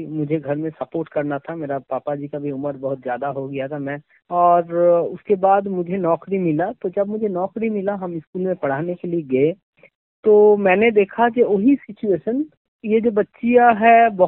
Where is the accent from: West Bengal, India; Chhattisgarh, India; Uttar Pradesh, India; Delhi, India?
West Bengal, India; first language Bengali; Hindi is a second language; हम वेस्ट बंगाल से बिलोंग करते हैं और बंगाली मेरा मादर लैंग्वेज है तो इसीलिए मुझे हिंदी इतना बढ़िया तरीका से नहीं आता